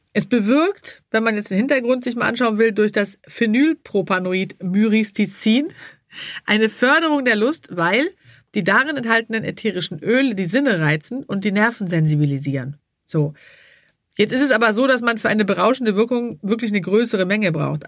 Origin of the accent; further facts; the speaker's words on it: Sweden; now in Hamburg, Germany; ich komme ja aus Schweden, da ist man nicht so verklemmt.